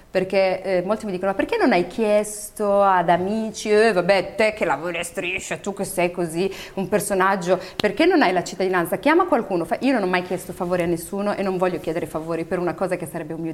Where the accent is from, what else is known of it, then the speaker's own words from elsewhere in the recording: Italy; io e tutti quelli come me, che sono nati o cresciuti in Italia, devono avere il diritto di non andarci, di andarci o di fare quello che vogliono.